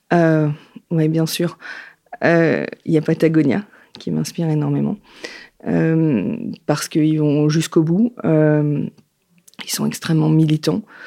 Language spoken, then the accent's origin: French; Yvelines, Île-de-France, France; moved away as an adult; also born or lived in Paris; now in Nantes, France; Je vis à Nantes après une période parisienne, parce que je suis née dans les Yvelines, et j'ai déménagé il y a à peu près dix ans